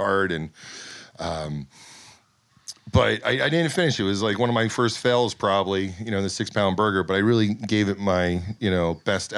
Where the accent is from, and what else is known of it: the Poconos, Pennsylvania, United States; born or raised there; also born or lived in California